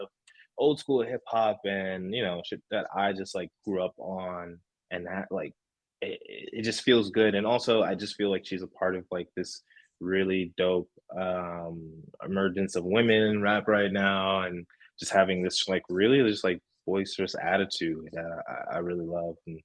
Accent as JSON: {"language": "English", "region": "New Jersey", "country": "United States", "said": "I'm from Jersey"}